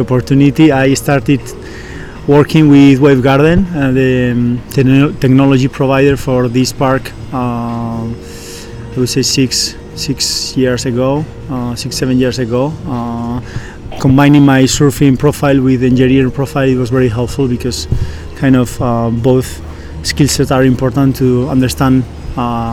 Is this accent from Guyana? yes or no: no; Basque Country, Spain; moved away as an adult; now in Austin, United States; I'm from the Basque country in Spain